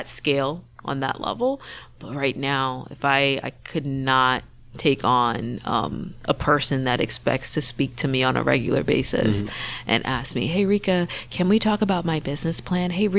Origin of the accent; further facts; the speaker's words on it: Boston, Massachusetts, United States; I grew up in Mattapan. And my mom's a single mother who worked 7 to 3, 3 to 11